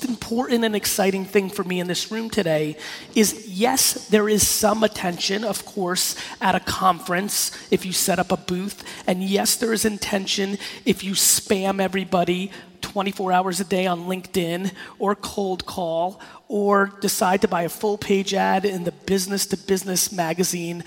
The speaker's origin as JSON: {"language": "English", "town": "New York City", "region": "New York", "country": "United States", "tie": "born or raised there", "also_born_or_lived": "Belarus"}